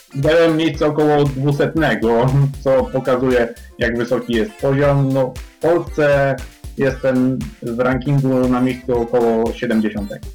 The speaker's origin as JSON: {"language": "Polish", "town": "Częstochowa", "region": "Silesian Voivodeship", "country": "Poland", "said": "pochodzę z Częstochowy i tam też y, moje pierwsze kroki z szachami stawiałem"}